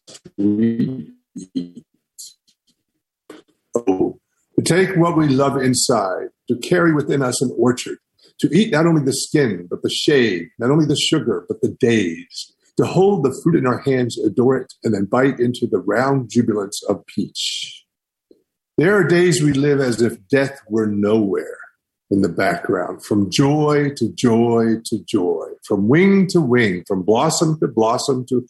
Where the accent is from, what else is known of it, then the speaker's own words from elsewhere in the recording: the Great Smokies, Southern Appalachia, United States; growing up in the Smokies